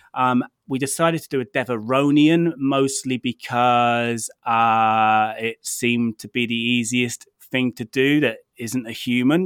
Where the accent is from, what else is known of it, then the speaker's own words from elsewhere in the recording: United Kingdom; I'm British